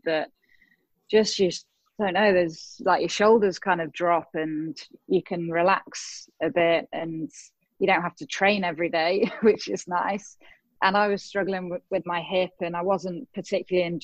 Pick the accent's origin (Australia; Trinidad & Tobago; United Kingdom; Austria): United Kingdom; England; in my home country in England